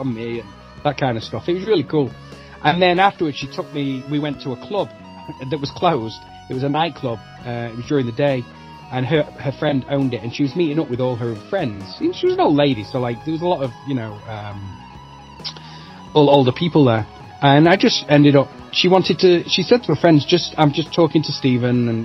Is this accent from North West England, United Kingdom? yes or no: yes; Manchester, North West England, United Kingdom; moved away as an adult; now in United States; I'm from Manchester